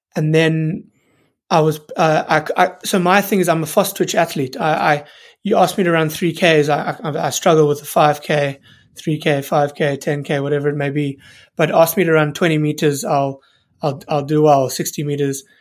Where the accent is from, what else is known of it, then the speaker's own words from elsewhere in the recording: South Africa; moved away as an adult; also born or lived in United Kingdom (birthplace) / Newcastle; When I moved back from Newcastle and, and moved back to South Africa